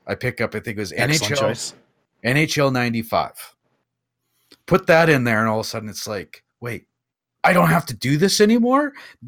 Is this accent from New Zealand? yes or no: no; Canada; I remember being Canadian also.